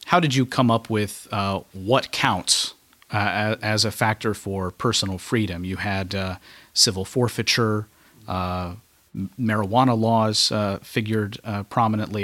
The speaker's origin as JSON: {"language": "English", "region": "Kentucky", "country": "United States", "said": "I'm from Kentucky."}